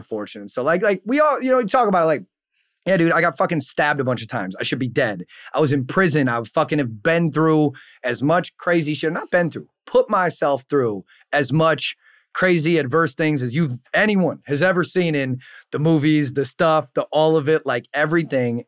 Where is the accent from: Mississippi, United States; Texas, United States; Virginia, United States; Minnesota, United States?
Minnesota, United States; Saint Paul; I'm from St. Paul